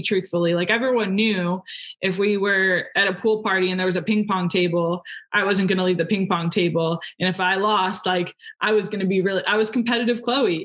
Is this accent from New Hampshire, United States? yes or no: yes; New Hampshire, United States; I'm from New Hampshire